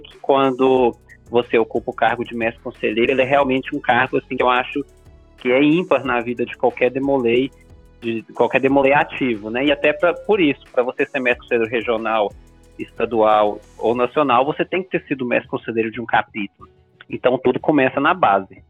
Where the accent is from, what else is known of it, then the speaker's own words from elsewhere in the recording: Minas Gerais, Brazil; now in Belo Horizonte, Brazil; como bom mineiro